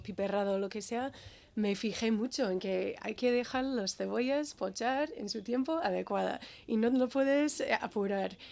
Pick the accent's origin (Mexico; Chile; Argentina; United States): United States; Birmingham, Alabama; Spanish is a second language; moved away as an adult; now in Basque Country, Spain; nací en Alabama, soy del sur de los Estados Unidos